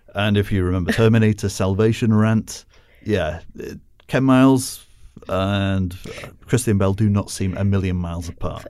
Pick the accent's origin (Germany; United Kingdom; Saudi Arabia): United Kingdom; as a Brit